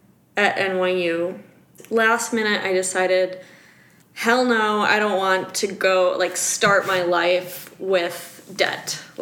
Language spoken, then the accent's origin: English; Wisconsin, United States; accent: Wisconsin; If you only heard my Wisconsin accent come out, I would be talking like this, yeah.